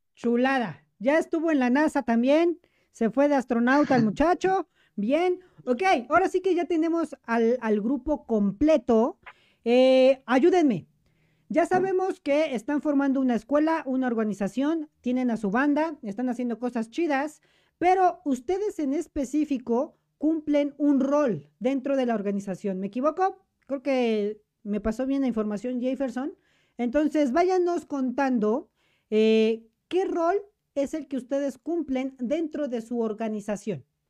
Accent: Mexico; soy mexicano.

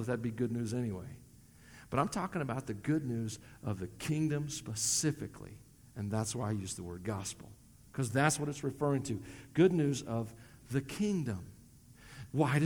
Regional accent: Tennessee, United States; accent: southern twang; moved away as an adult; also born or lived in Colorado; now in Wyoming, United States; I'm from Tennessee. It comes out a lot of times. You hear the southern twang

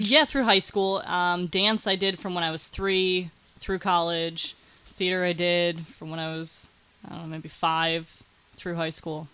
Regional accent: Cleveland, Ohio, United States; moved away as an adult; now in Pittsburgh, United States

